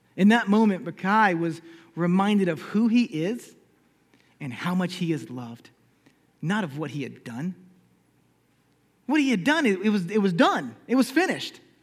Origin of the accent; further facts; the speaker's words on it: Charleston, South Carolina, United States; I'm just from Charleston, South Carolina